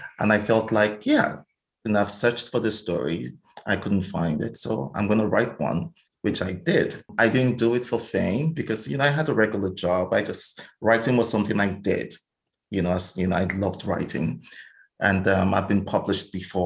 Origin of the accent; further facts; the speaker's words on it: Nigeria; moved away as an adult; now in Sweden; I grew up and lived in Nigeria